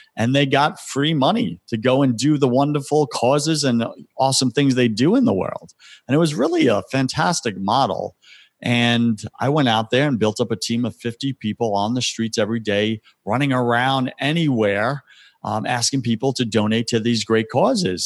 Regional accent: Long Island, New York, United States; now in Tampa, United States; I'm from Long Island, born and raised on

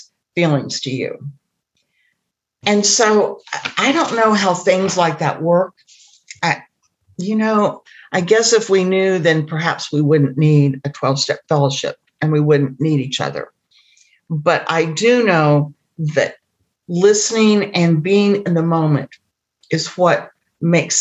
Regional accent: Indiana, United States; I grew up in Indiana in the Midwest

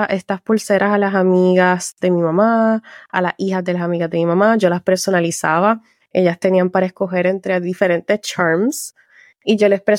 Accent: Puerto Rico; moved away as an adult; now in France; yo soy de Puerto Rico, nací y criada en Puerto Rico.

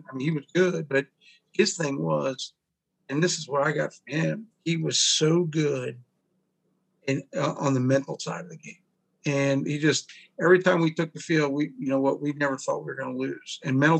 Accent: Vienna, Virginia, United States; And coaching in Vienna, man, it's like I grew up in Vienna.

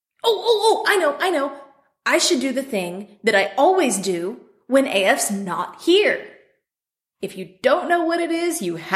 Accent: the South, United States; accent: drawl; growing up in the South. I can do the drawl

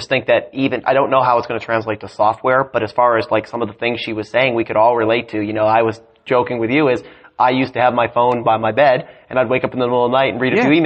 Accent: Canada; I'm a dual citizen. I grew up in Canada

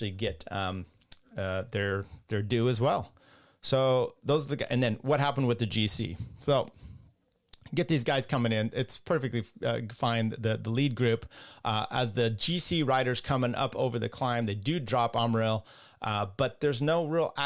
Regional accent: United States; as an American

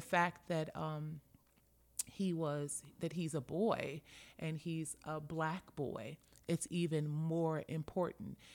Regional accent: Los Angeles, California, United States; born or raised there; moved away as an adult

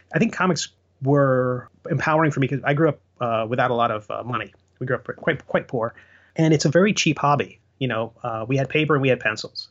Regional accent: Long Island, New York, United States; when I was growing up on Long Island

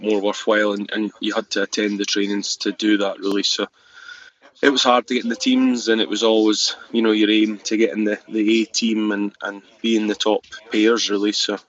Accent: Fife, Scotland, United Kingdom; also born or lived in Biggar, Lanarkshire; I was born in Lone Head Farm near Lavington at Bigger, and then we moved up to Llandifferin Farm in Fife when I was five

